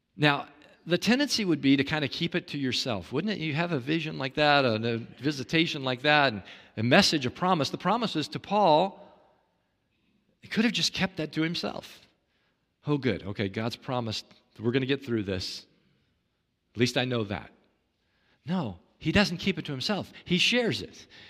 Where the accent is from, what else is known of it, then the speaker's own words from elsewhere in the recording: Kansas City, Kansas, United States; I, I grew up in Kansas City, Kansas, Tornado Alley